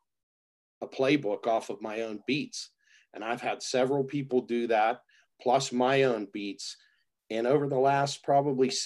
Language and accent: English; Pittsburgh, Pennsylvania, United States; also born or lived in Turtle Creek, Pennsylvania; I'm from Pittsburgh, born and raised. Still live in Pittsburgh, little town called Turtle Creek, Pennsylvania.